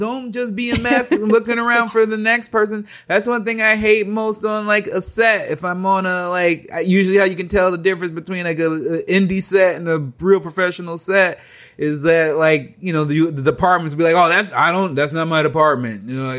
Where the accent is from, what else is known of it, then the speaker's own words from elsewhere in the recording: United States; I'm a grown adult. I'm an American.